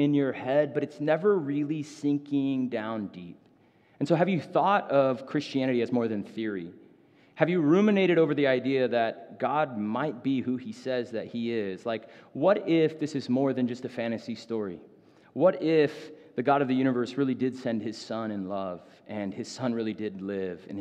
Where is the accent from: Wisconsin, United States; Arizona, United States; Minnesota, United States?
Arizona, United States; Phoenix; I grew up in North Phoenix.